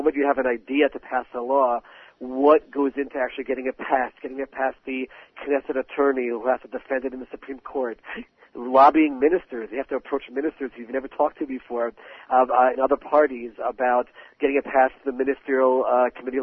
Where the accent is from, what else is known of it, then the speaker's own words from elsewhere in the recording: Maryland, United States; now in Israel; I grew up in Maryland as a Baltimore Orioles fan